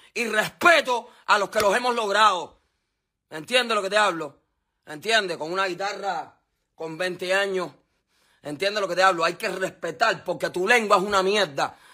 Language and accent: Spanish; Cuba; la tendencia que está en mi país ahora